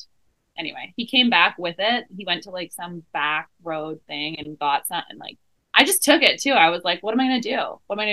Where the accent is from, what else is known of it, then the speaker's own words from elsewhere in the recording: Vancouver Island, British Columbia, Canada; also born or lived in Montreal; I grew up on Vancouver Island